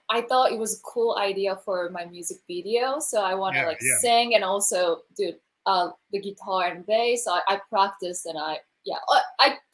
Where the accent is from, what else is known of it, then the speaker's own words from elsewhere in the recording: Tokyo, Japan; English is a second language; moved away as an adult; now in Los Angeles, United States; I'm from Japan and I'm born and raised in Tokyo. So and then I moved to LA 2009.